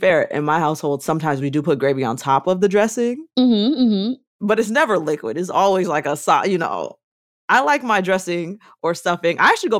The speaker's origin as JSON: {"language": "English", "country": "United States", "said": "I also want to caveat by saying I am Black American."}